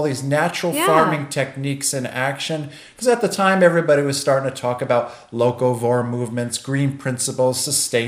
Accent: Port Chester, New York, United States; moved away; Born and raised in Port Chester, New York as a child

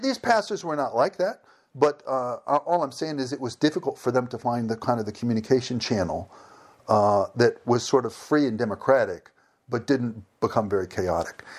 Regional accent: United States; moved away as an adult; also born or lived in Sevastopol; I'm an American.

